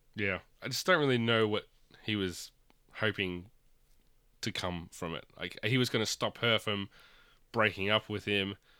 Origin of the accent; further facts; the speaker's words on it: Australia; as an Australian